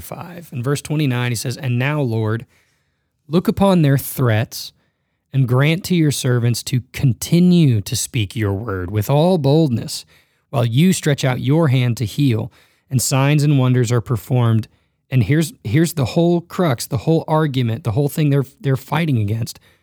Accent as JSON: {"language": "English", "town": "Dallas", "region": "Texas", "country": "United States", "tie": "born or raised there", "also_born_or_lived": "Memphis, Tennessee", "moved": "yes", "lives_now": "Northern Colorado, United States", "said": "I was born in Memphis, grew up in a big city in Dallas, Fort Worth, and moved to Northern Colorado"}